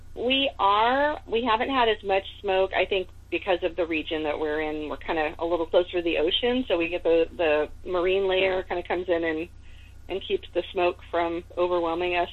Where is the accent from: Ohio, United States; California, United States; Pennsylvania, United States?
California, United States; also born or lived in Seattle, Washington; I was born in California, but my mom moved to Seattle for a while